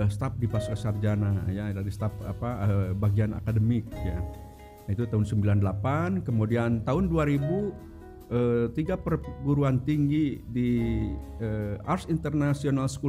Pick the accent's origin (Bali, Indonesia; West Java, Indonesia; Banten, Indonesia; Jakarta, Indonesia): West Java, Indonesia; Garut; now in Bandung, Indonesia; eh, apa sekarang tinggal di Bandung ya tapi eh, sebelumnya saya aslinya dari Garut ya nah bahkan dari Garut pun kalau misalkan ada yang tahu itu kota Garut itu masih apa masih 11 kilo yaitu ke kecamatan Wanaraja